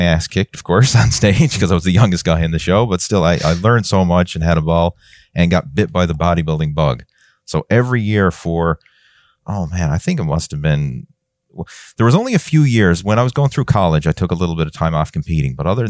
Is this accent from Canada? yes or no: yes; Newfoundland and Labrador, Canada; because I'm from Newfoundland, which is a pretty small place, right? It's, you know, small population wise.